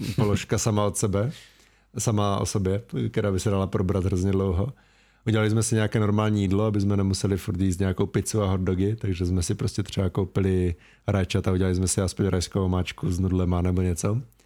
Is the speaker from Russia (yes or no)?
no; Ostrava, Moravian-Silesian Region, Czechia; accent: Ostrava dialect; když třeba mluvím s tebou, tak nemluvím tak ostravsky